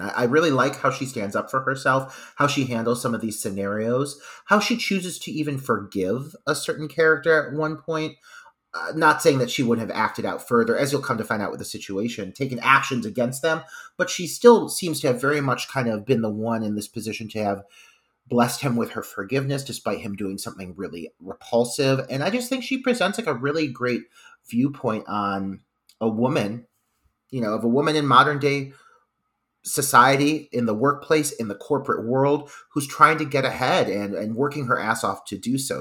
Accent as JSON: {"language": "English", "region": "Midwest", "country": "United States", "lives_now": "Ohio, United States", "said": "the Midwesterner in me"}